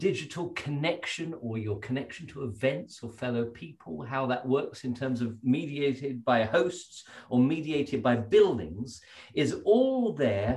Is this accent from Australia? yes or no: no; Stowe, South East England, United Kingdom; I grew up at Stowe in Buckinghamshire